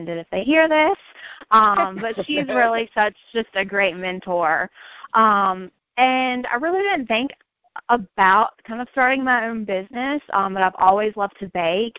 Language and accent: English; Virginia, United States; now in Raleigh, United States; I'm from Virginia. I live in Raleigh now, but originally a Virginia girl